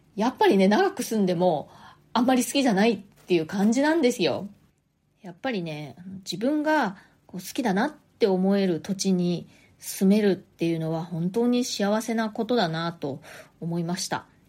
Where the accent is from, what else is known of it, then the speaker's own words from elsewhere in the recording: Nagasaki, Japan; moved away as an adult; now in New York, United States; 私自分自身がその生まれ育ったのあの長崎県長崎市なんですけれども